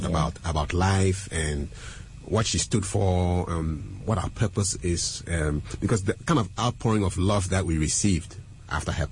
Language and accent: English; Ghana; also born or lived in Burkina Faso; I was born in Burkina, but I'm a Ghanaian.